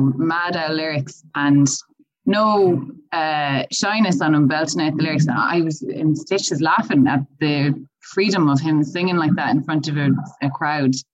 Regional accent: Galway, Connacht, Ireland; I'm originally from Galway

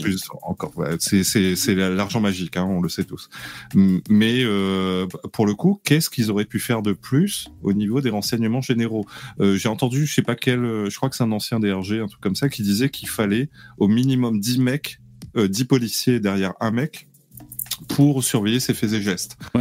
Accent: Réunion; je suis réunionnais.

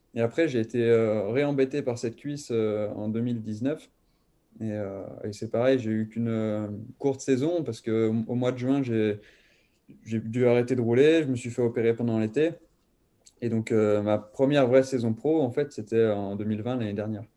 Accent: Thonon-les-Bains, Auvergne-Rhône-Alpes, France; also born or lived in Lyon; quand j'ai déménagé de Lyon jusqu'à Tonon-les-Bains, où, mon père, en fait, il connaissait quelqu'un qui, qui tenait l'école de vélo de Tonon-les-Bains. Et donc, euh, on s'est inscrit, euh, mon frère et moi, mais moi, j'avais peut-être 4 ans

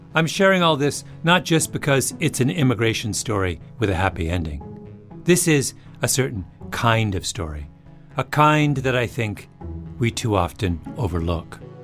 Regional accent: Elmira, Ontario, Canada; moved away; Elmira, the little town where I grew up.

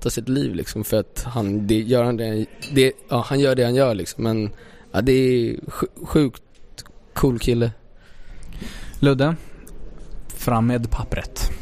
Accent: Stockholm, Stockholm County, Sweden; vi är från Stockholm

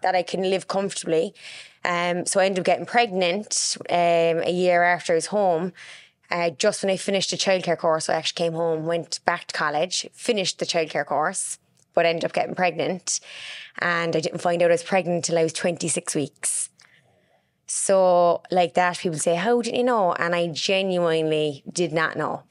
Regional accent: Cork, Munster, Ireland; also born or lived in Carrignavar; I grew up in Mayfield.

